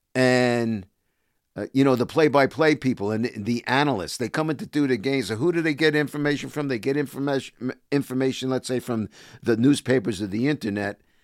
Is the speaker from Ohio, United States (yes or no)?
no; New York area, United States; moved away as an adult; also born or lived in Toronto; I came back from Toronto, uh, came home to the New York area in eighty-eight